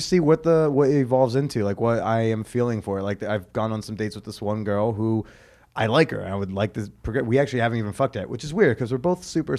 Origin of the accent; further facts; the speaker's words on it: Norwood, New Jersey, United States; grew up in Norwood.